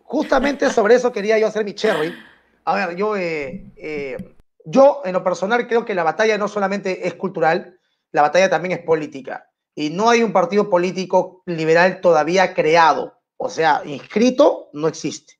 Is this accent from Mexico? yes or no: no; Lima, Peru; also born or lived in Barranco; yo soy Vía María del Triunfo